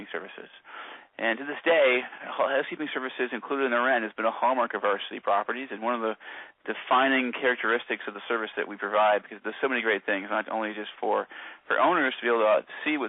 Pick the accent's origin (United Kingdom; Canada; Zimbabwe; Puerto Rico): Canada; Kingston, Ontario; also born or lived in Toronto; I'm born and raised in Kingston.